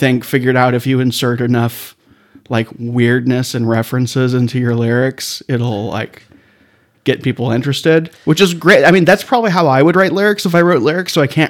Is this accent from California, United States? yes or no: yes; Claremont, California, United States; I grew up in Claremont, California.